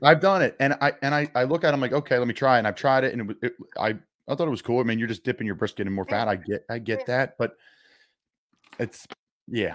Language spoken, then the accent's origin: English; Philadelphia, Pennsylvania, United States; I'm from Philly.